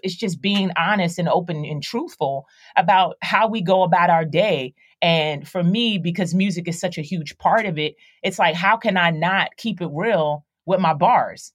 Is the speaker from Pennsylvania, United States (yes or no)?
yes; Philadelphia, Pennsylvania, United States; I, I grew up in Philadelphia, so I, I grew up in the hood